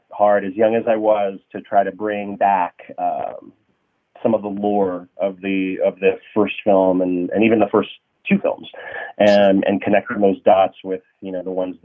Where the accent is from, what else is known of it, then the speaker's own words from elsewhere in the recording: Santa Rosa, California, United States; moved away as an adult; now in Los Angeles, United States; I grew up in Santa Rosa, graduated high school